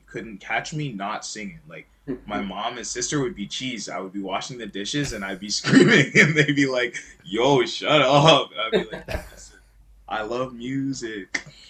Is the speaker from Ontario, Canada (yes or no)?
yes; Hamilton, Ontario, Canada; also born or lived in New Jersey, United States / Georgia, United States; I was born in the States. I was born in New Jersey. And then I moved, like, to Georgia. I moved around a bunch. But then I moved up to Hamilton, Ontario when I was 10. And then I was just kind of there ever since.